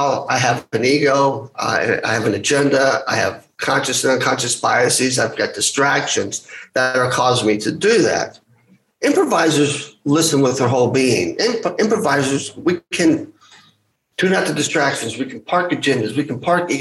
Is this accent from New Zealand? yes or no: no; United States; I'm Greek American